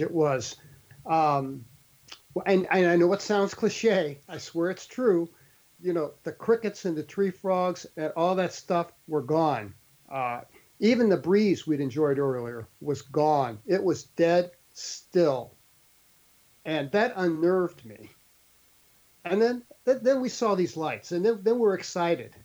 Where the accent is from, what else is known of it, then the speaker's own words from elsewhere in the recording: St. Louis, Missouri, United States; moved away; I grew up in St. Louis City